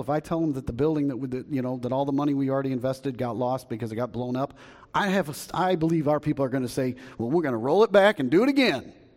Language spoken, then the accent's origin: English; United States; we as believers, as American believers